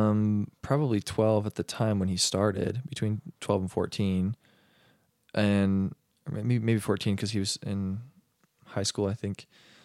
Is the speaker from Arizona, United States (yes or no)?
yes; Arizona, United States; I grew up in Arizona.